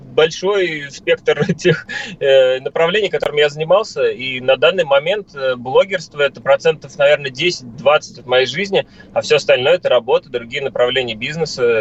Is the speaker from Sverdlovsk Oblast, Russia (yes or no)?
no; Moscow, Russia; я как москвич